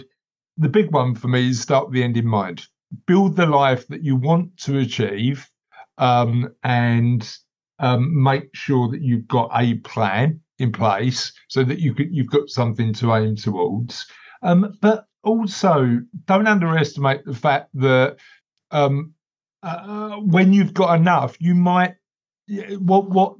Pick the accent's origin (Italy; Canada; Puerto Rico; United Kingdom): United Kingdom; London; I'm from East London originally. I live sort of on the East London Essex borders now, but I'm from East London originally.